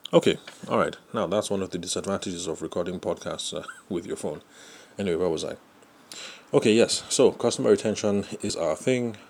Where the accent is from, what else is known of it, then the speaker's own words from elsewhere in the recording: Nigeria; I'm Nigerian